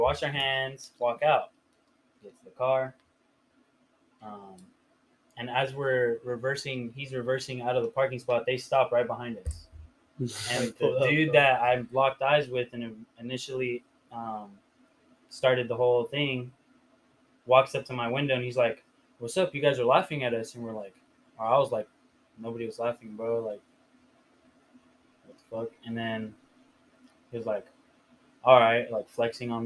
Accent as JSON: {"language": "English", "town": "Riverside", "region": "California", "country": "United States", "said": "we're from Riverside, Drupa Valley, you know? And then they're like, oh, what part? And I was like, Rubido"}